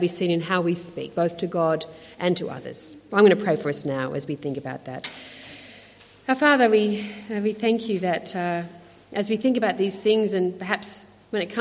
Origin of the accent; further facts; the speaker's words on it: Australia; accent: Aussie; I'm an Aussie. And I'm a proud Aussie. I love Australia. And I was proud that my accent says something about who I am.